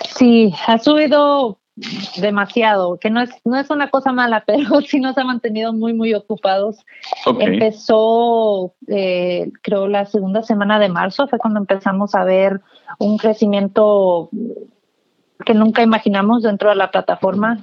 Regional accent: McAllen, Texas, United States; now in Austin, United States; yo crecí en el, en el Valle del Río Grande, en McAllen

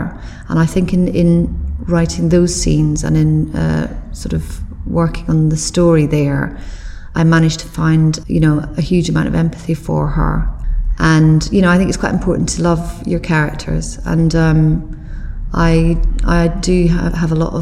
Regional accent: Glasgow, Scotland, United Kingdom; also born or lived in Belfast; now in England; although I was born in Belfast, I did spend more of my childhood and growing up years in Glasgow, and it is my city.

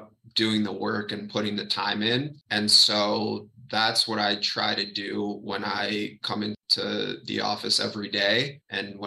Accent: Miami, Florida, United States; growing up in Miami, a lot of people learn Spanish

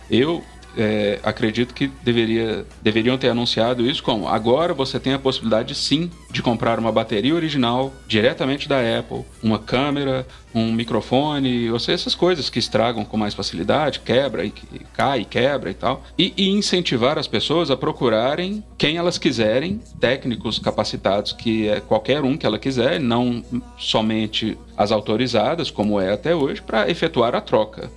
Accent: Belo Horizonte, Minas Gerais, Brazil; Sou de Belo Horizonte.

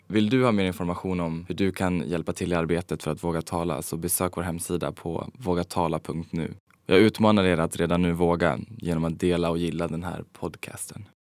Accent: Falun, Dalarna County, Sweden; moved away as an adult; also born or lived in Stockholm; now in Los Angeles, United States; i lilla Falun där jag växte upp

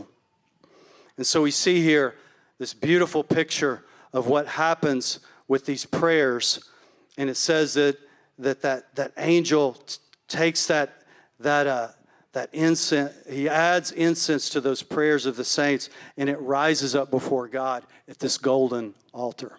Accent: Palestine, Texas, United States; Palestine, which is my hometown

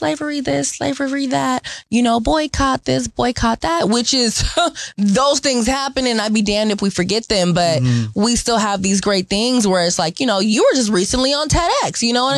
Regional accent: Seattle, Washington, United States; I grew up in the Central District on 19th and Chetty

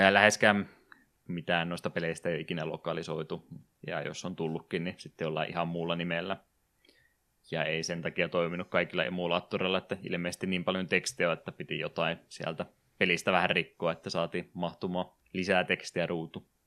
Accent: Savonlinna, South Savo, Finland; moved away; kun minäkin olen Savonlinnasta muuttanut pois

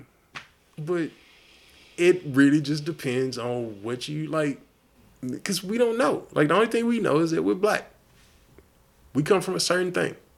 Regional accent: United States; I am an American

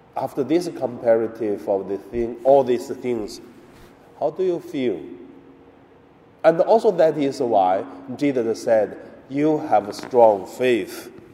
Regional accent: China; moved away; also born or lived in Hong Kong; in my hometown in mainland China.

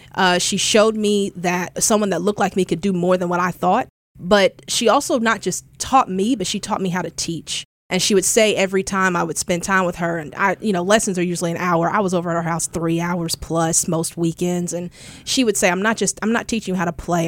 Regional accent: Houston, Texas, United States; now in Memphis, United States; growing up in Houston, I grew up in the church

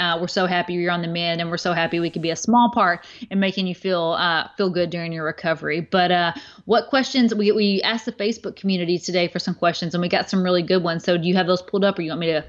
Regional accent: the Bible Belt, United States; Of course, I'm from the Bible Belt small town, you know, like that it was totally against anything.

